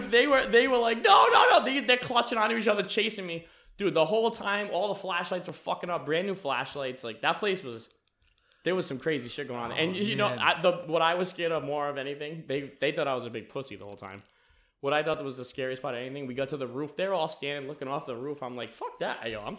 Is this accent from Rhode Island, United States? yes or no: yes; Hope Valley, Rhode Island, United States; I'm from Hope Valley.